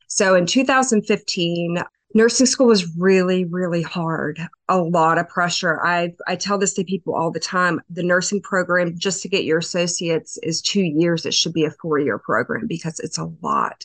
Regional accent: LaVale, Maryland, United States; I am from a little town in Western Maryland, uh, Lavelle, Maryland

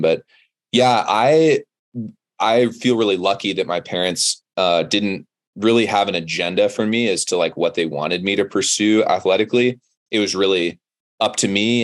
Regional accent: Monterey, California, United States; moved away as an adult; now in Boulder, United States; I grew up in Monterey, California, which is Central Coast

